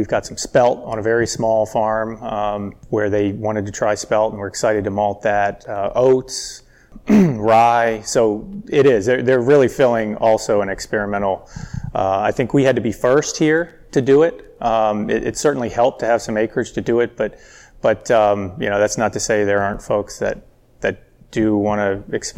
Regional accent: College Park, Maryland, United States; born or raised there; now in Howard County, United States

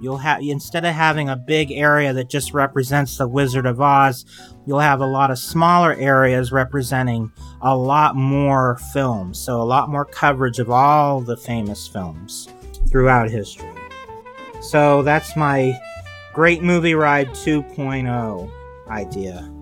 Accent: California, United States; I grew up in California

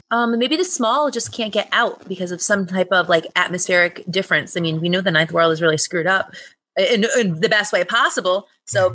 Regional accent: New England, United States; I'm from New England

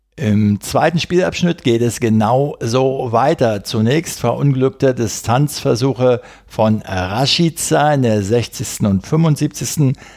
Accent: Berlin, Germany; als Berliner

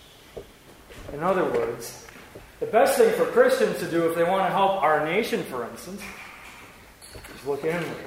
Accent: Wisconsin, United States; we're all from Wisconsin.

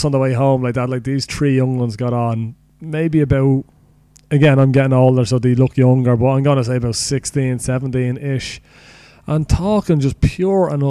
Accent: Ireland; we are Irish

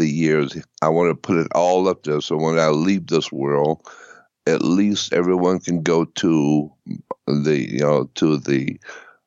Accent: Pensacola, Florida, United States; moved away as an adult; now in Los Angeles, United States; I was born and raised in Pensacola, Florida

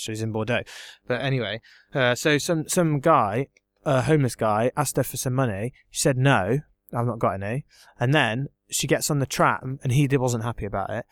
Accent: England, United Kingdom; I'm English

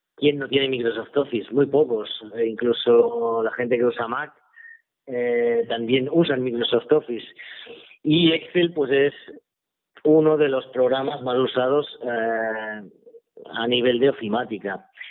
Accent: Sabadell, Catalonia, Spain; yo soy de Sabadell

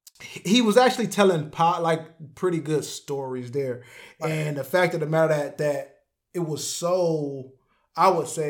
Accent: Detroit, Michigan, United States; I'm from Detroit

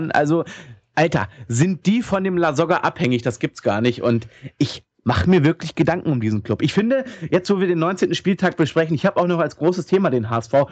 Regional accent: Hanover, Lower Saxony, Germany; Ich als Hannoveraner kann das auch mal sagen, wie ich finde.

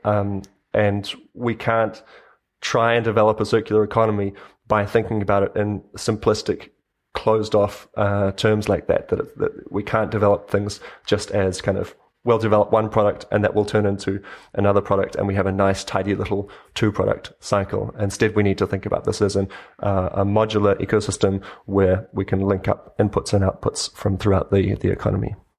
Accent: New Zealand; moved away as an adult; now in Berlin, Germany; I grew up in New Zealand myself

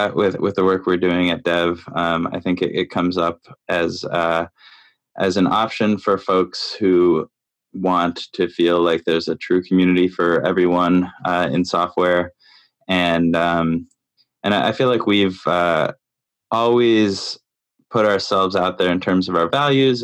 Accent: Canada; now in New York, United States; I live in New York, and I'm from Canada originally.

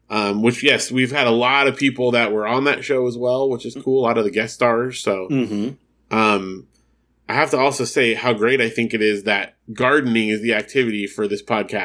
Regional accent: Germany; I plan to write a longer email about family ties and its chaotic run in my home country, Germany.

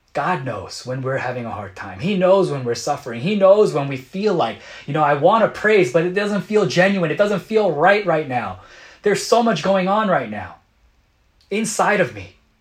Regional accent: United States; as a Korean American growing up in America

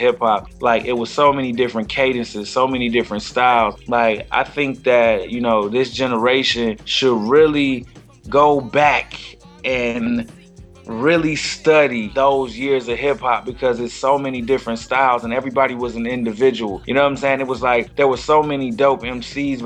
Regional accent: Flint, Michigan, United States; growing up in Flint

